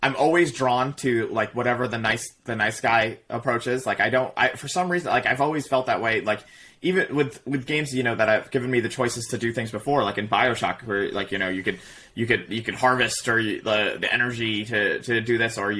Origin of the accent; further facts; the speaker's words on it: New Jersey, United States; We're from an inner city, like, inner city-ish school in Jersey